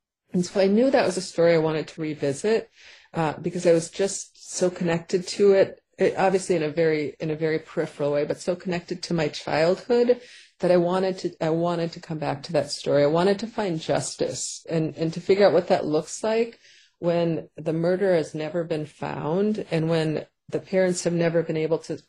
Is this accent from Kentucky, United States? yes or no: no; Paynesville, Minnesota, United States; also born or lived in St. Cloud, Minnesota; my hometown where we moved after St. Cloud of Painesville, Minnesota.